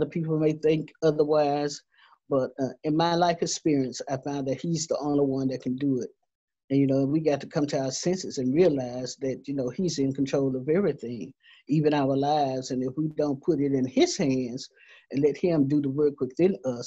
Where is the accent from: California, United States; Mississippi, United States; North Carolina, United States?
Mississippi, United States; Laurel; when I was growing up in Laurel, Laurel, Mississippi, Jones County